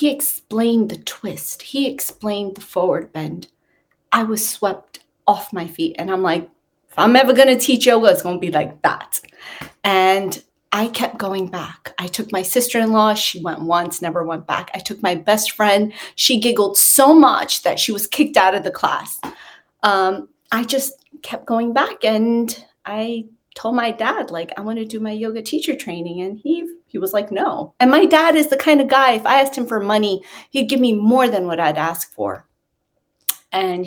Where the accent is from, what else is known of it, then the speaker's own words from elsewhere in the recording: New York City, New York, United States; moved away as an adult; also born or lived in Long Island; now in United Kingdom; I grew up in Queens